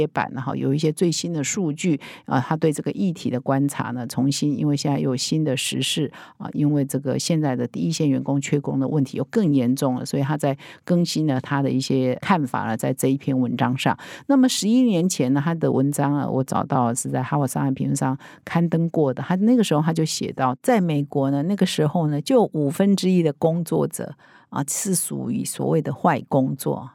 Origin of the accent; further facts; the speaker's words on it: Taiwan; 我们台湾人很熟悉的啊，